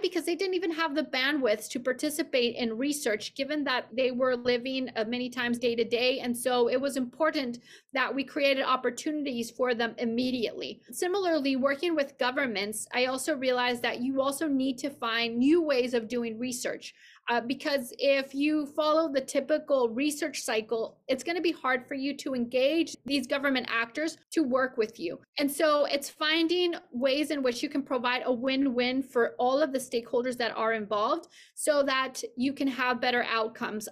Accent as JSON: {"language": "English", "region": "Mexico City", "country": "Mexico", "tie": "born or raised there", "also_born_or_lived": "Santa Barbara, California / Boston", "moved": "as an adult", "said": "I grew up in Mexico City"}